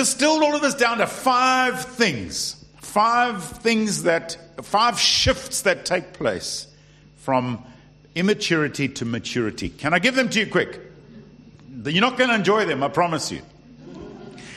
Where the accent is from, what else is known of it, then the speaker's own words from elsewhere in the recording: South Africa; now in United Kingdom; I am South African